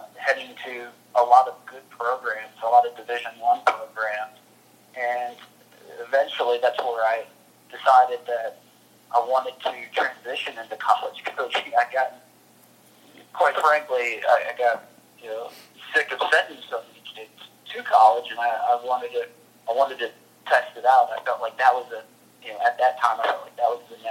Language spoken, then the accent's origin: English; Louisville, Kentucky, United States; moved away as an adult; also born or lived in Lake Forest, Illinois / Birmingham, Alabama / Richmond, Virginia; now in Dallas, United States; Growing up in Louisville, Kentucky